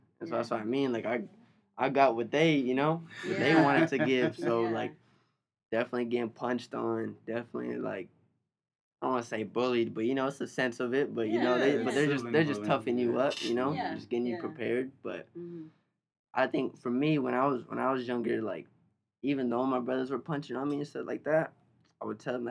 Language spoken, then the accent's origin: English; Long Beach, California, United States; born or raised there